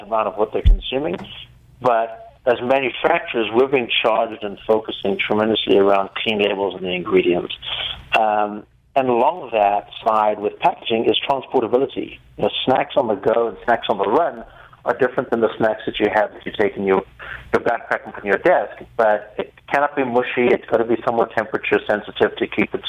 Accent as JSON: {"language": "English", "country": "South Africa", "accent": "South African", "said": "I'm actually South African."}